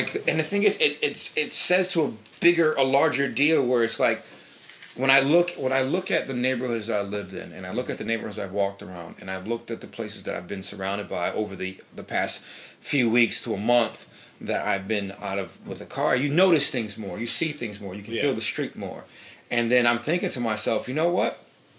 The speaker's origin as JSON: {"language": "English", "town": "New Britain", "region": "Connecticut", "country": "United States", "tie": "born or raised there", "also_born_or_lived": "New York City", "said": "we're born and raised in New Britain"}